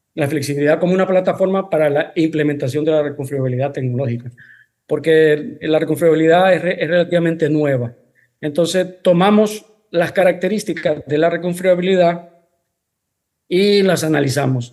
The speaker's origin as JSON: {"language": "Spanish", "country": "Honduras", "also_born_or_lived": "Spain", "said": "Soy, soy mitad español, mitad hondureño. Eh, resido en Honduras."}